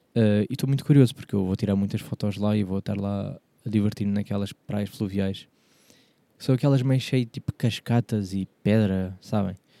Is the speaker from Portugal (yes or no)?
yes; Portugal; sou português